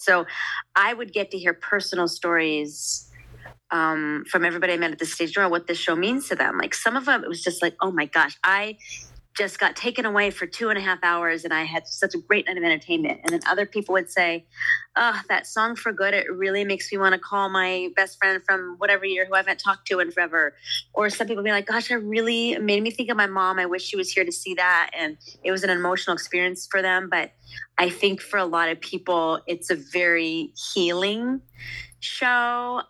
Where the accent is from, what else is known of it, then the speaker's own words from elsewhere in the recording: Southern California, United States; moved away; I'm from Southern California